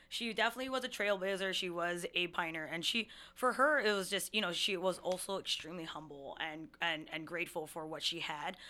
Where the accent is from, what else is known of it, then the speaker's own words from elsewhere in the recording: Hawaii, United States; moved away as an adult; now in Seattle, United States; I'm a twenty-seven-year-old native Hawaiian Filipino Chinese woman, uh, who moved to Seattle five years ago